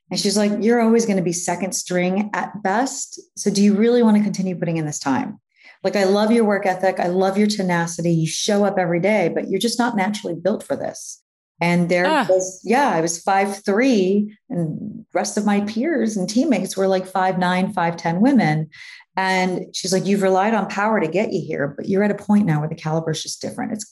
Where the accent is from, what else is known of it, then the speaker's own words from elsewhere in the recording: New York, United States; now in Miami Beach, United States; Proper Miami Beach, actually. I am on the okay. Beach. You know, being a New Yorker, we're like, okay, if we're gonna make the move, let's let's be in the scene